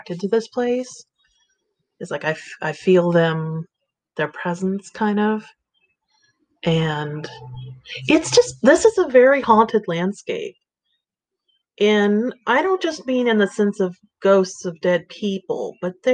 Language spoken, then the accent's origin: English; California, United States; moved away as an adult; I grew up in California